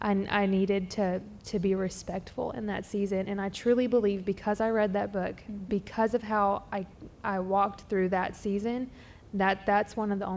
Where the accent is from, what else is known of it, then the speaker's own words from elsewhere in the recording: the Bible Belt, United States; I grew up in Bible Belt church culture